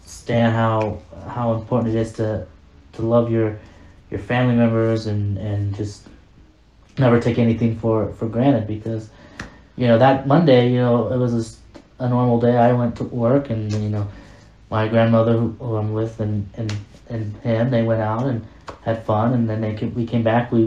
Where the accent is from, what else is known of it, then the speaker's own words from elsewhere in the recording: Las Vegas, Nevada, United States; I'm from Vegas, and you know, I grew up in Vegas